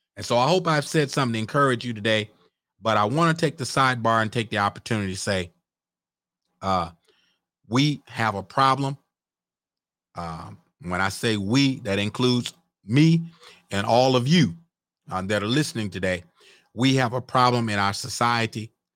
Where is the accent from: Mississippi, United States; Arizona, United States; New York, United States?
Mississippi, United States; I was born and raised in Mississippi.